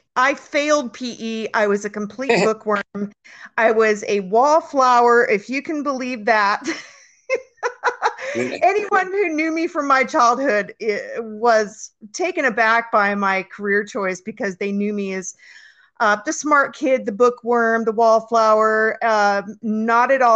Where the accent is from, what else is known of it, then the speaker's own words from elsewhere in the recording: San Francisco Bay Area, Northern California, United States; I grew up in Northern California in the San Francisco Bay Area, and then I moved to Southern California when I was 19